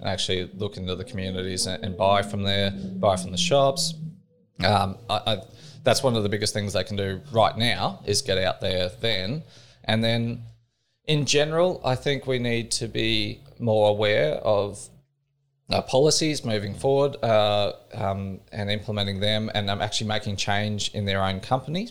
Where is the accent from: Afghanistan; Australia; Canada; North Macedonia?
Australia; I was brought up in Cattle Station